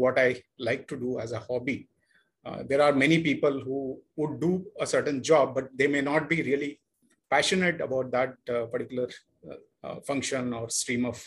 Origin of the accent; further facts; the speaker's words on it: Bangalore, Karnataka, India; moved away as an adult; also born or lived in Surathkal / Lucknow; now in Mumbai, India; I come from a typical South Indian middle-class family. I hail from Bangalore. That's where my schooling and initial education happened